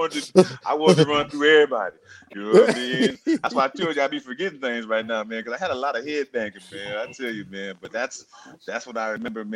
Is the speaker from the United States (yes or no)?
yes; Saginaw, Michigan, United States; my childhood, teenage years growing up in Saginaw